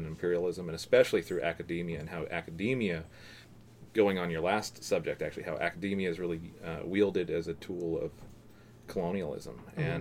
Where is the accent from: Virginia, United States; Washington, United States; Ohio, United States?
Washington, United States; Seattle; Born and raised in Wallingford